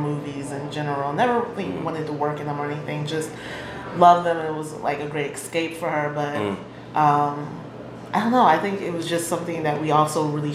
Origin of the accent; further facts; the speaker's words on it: Chicago, Illinois, United States; growing up on the South Side